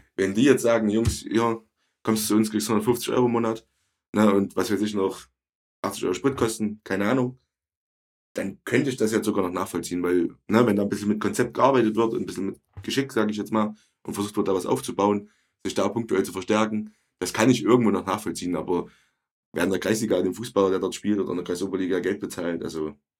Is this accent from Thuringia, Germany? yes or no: yes; Ronneburg, Thuringia, Germany; Ich bin halt in Orneburg groß geworden